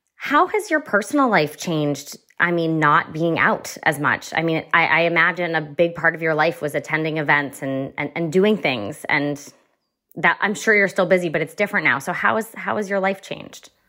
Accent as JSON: {"language": "English", "town": "Hopkinton", "region": "New Hampshire", "country": "United States", "tie": "born or raised there", "said": "I grew up in Hopkinton, so, like, just north of Concord."}